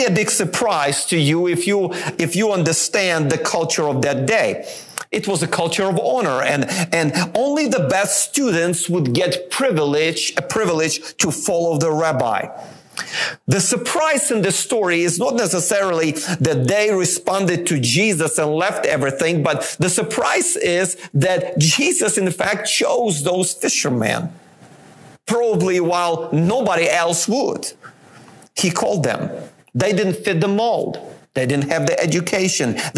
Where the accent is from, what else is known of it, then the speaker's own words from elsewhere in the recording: Ukraine; moved away; I was born in Ukraine